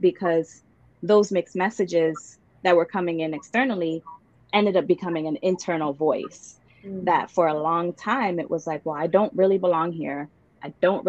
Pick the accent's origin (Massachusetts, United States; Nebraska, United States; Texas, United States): Massachusetts, United States; Boston; also born or lived in Dominican Republic; growing up in Jamaica Plain and in Boston